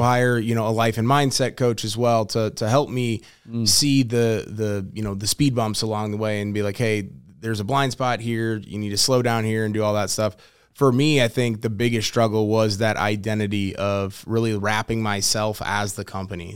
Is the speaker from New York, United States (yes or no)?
no; St. Louis, Missouri, United States; born and raised in St. Louis, Missouri, uh, lived there pretty much my entire life.